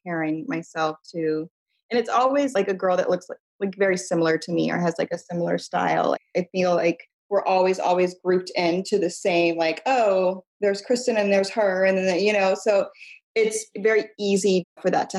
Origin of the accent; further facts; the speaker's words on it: Midwest, United States; I'm from the Midwest